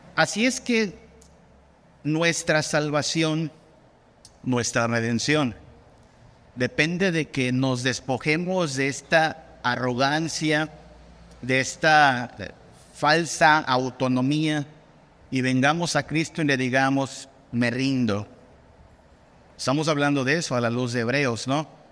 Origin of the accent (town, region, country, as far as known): Mexico